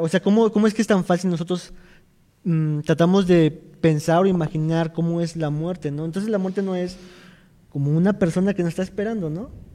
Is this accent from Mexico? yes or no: yes; Mexico; como mexicanos